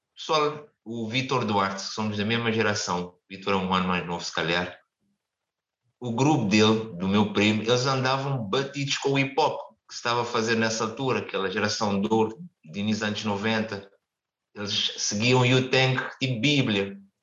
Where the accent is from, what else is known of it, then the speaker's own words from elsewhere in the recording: Cape Verde; moved away as an adult; also born or lived in Caldas da Rainha, Portugal; now in Portugal; apesar de vir de um país mais pequeno